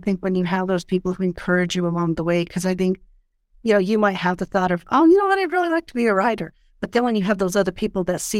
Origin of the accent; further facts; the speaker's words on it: Del Norte, Colorado, United States; I grew up in the Del Norte, so it's very much my family lived there until my parents passed away.